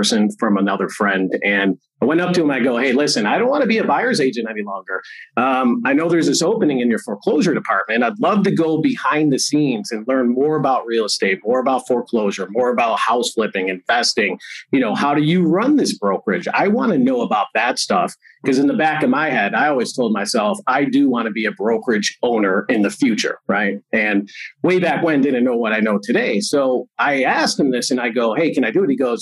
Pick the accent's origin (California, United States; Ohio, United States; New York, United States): New York, United States; Buffalo; moved away as an adult; now in Las Vegas, United States; originally I'm from Buffalo, New York